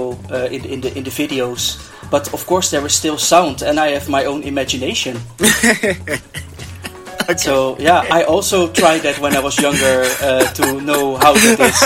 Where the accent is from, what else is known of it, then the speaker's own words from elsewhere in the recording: Netherlands; I'm from the Netherlands.